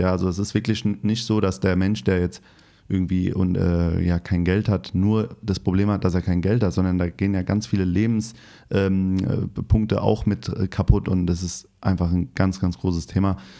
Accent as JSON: {"language": "German", "region": "Hesse", "country": "Germany", "moved": "yes", "lives_now": "Berlin, Germany", "said": "Ich komme aus Hessen Hast vielleicht gemerkt mit meinem Dialekt so ein bisschen"}